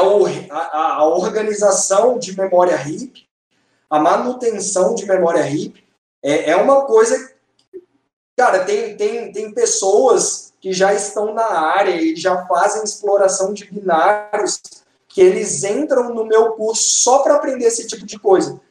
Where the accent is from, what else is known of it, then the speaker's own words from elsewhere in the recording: Brasília, Federal District, Brazil; eu sou de Brasília